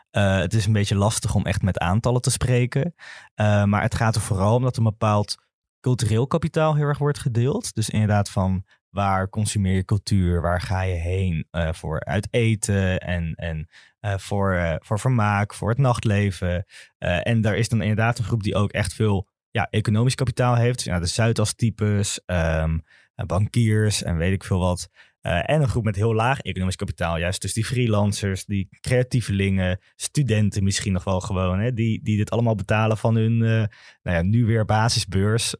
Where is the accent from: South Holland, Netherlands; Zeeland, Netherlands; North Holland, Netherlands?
North Holland, Netherlands; Amsterdam; Ik kom zelf uit Zuidoost, uit de Belmer